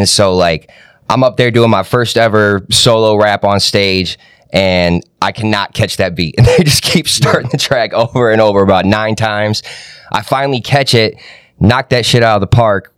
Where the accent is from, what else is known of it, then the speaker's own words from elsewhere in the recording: Ann Arbor, Michigan, United States; also born or lived in Kokomo, Indiana / Naperville, Illinois / Pennsylvania; now in Detroit, United States; I grew up in Ann Arbor, Michigan. I've been living out here in Detroit for almost 4 years now